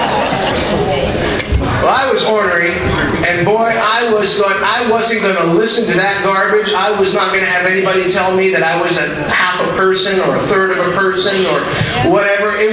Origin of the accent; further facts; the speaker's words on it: Miami, Florida, United States; I'm Cuban. I speak fluent Spanish, and I was actually raised in Miami.